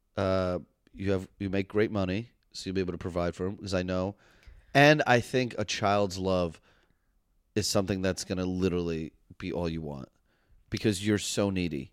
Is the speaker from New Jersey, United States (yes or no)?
no; New York City, New York, United States; I grew up in Manhattan